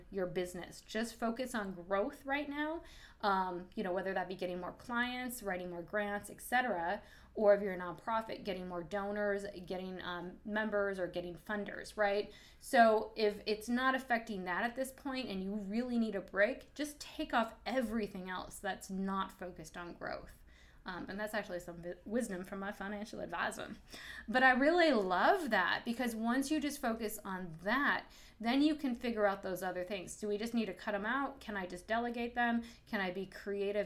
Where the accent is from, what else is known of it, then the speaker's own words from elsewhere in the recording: United States; also born or lived in Indonesia; growing up in America